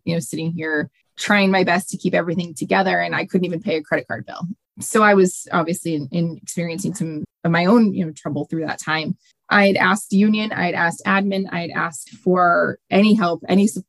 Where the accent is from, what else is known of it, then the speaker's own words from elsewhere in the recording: Central Massachusetts, United States; I grew up in Central Mass